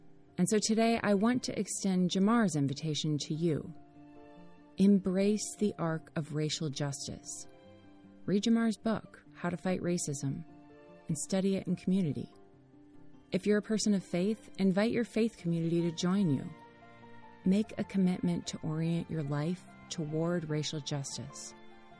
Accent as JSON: {"language": "English", "country": "United States", "said": "As an American"}